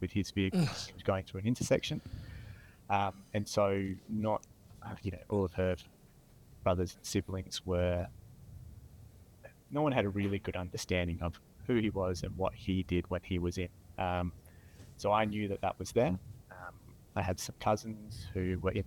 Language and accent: English; Hobart, Tasmania, Australia; So I grew up in Tasmania, Hobart. I grew up on the Eastern Shore, Rosny Park.